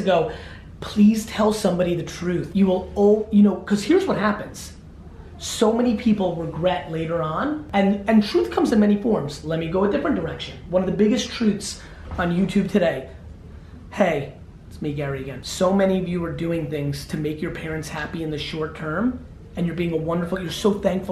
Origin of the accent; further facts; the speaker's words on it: Belarus; now in United States; I was born in the Soviet Union.